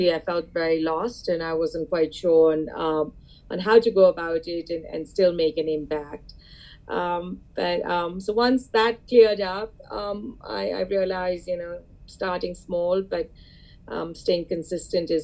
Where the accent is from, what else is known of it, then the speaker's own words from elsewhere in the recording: India; moved away as an adult; now in Boston, United States; my family and I, we go back, we're from India